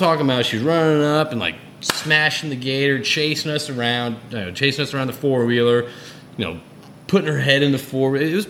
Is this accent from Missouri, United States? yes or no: no; Connecticut, United States; moved away; also born or lived in Houston, Texas; I was born in Houston, but I grew up in Connecticut, okay?